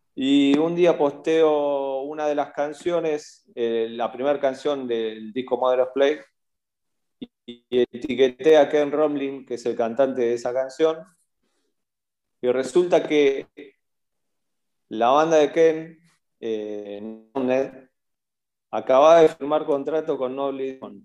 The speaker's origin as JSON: {"language": "Spanish", "town": "Bahía Blanca", "region": "Buenos Aires Province", "country": "Argentina", "said": "soy de Bahía Blanca, de Argentina"}